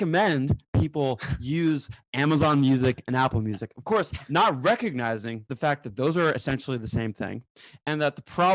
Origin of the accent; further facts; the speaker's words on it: New Zealand; I say this as a New Zealander